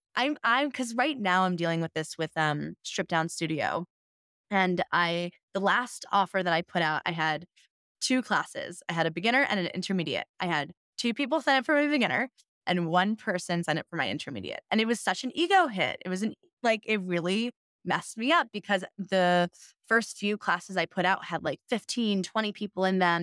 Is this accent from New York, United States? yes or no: yes; New York City, New York, United States; moved away as an adult; also born or lived in Denver, Colorado; I'm from New York City.